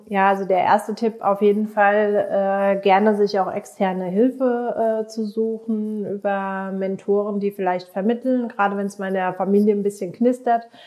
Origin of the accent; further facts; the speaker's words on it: Germany; Bei uns in Deutschland